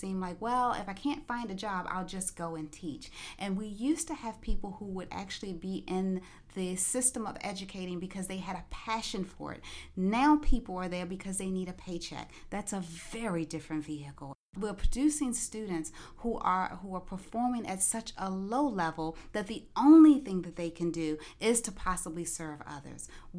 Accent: Maryland, United States; now in Florida, United States; we are transplants to the Florida area. We come from Maryland.

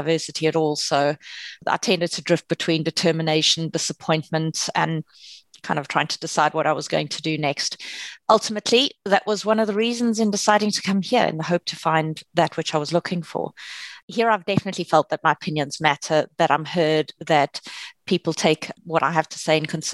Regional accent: South Africa; moved away as an adult; now in United Kingdom; I'm originally from South Africa. I've been here in the UK now for 5.5 years

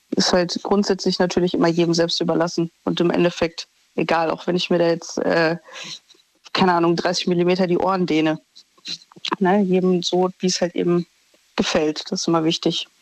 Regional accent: Düsseldorf, North Rhine-Westphalia, Germany; ich komme aus Düsseldorf

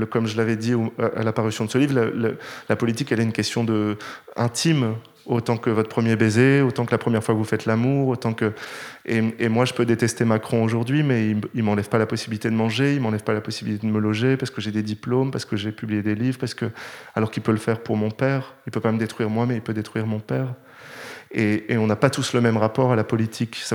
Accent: Nord, France; accent: Nord; on m'aurait jamais pris dans une grande école parisienne si j'étais venu avec mon accent du Nord.

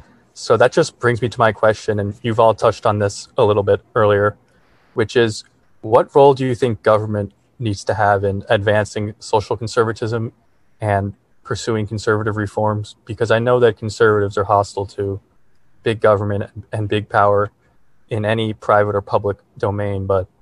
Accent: New York, United States; I'm a senior poli sci major. And I'm from New York, so I think I live near you, Saurabh.

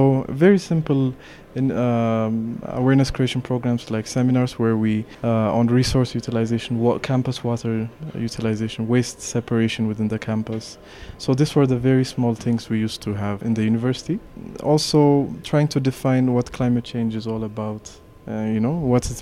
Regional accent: Addis Ababa, Ethiopia; I'm born and raised in Addis

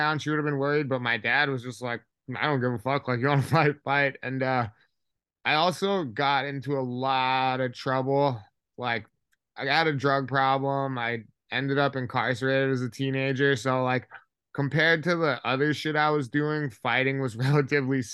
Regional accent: Hawaii, United States; I'm actually from Hawaii, so kids out there get into a lot of street fights

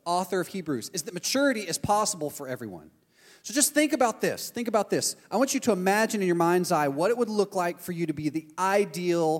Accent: Texas, United States; now in Orlando, United States; I'm from Texas. That's the country I'm from. We moved here.

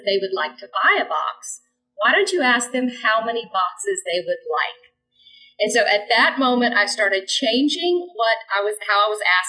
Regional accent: Jacksonville, Florida, United States; right here in my hometown, Jacksonville, Florida

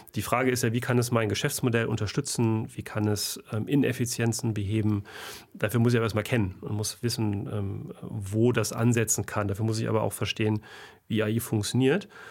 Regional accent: Germany; bei uns in Deutschland

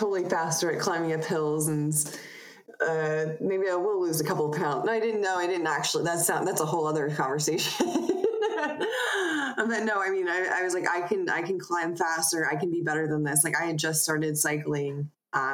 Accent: Broomfield, Colorado, United States; also born or lived in Staten Island, New York; I moved to Colorado

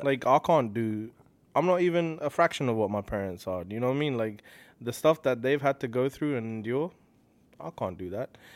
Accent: Slough, South East England, United Kingdom; moved away as an adult; also born or lived in Hounslow; now in Toronto, Canada; I'm born and raised in a place called Slough, and then, uh, I moved from Slough to a place called Hounslow

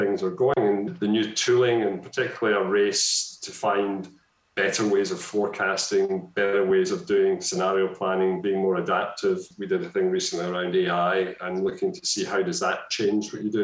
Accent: Scotland, United Kingdom; I've become more Scottish

